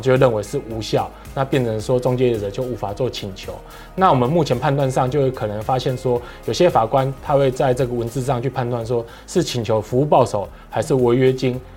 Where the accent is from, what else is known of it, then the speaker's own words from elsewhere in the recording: Taiwan; 我们台湾人